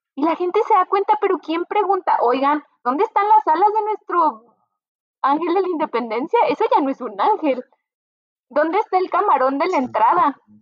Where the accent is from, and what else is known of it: Mexico